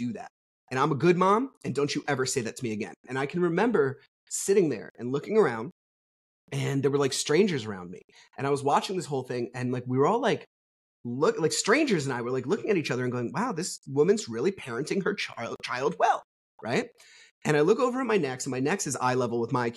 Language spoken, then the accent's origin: English; New Jersey, United States; I'm from New Jersey.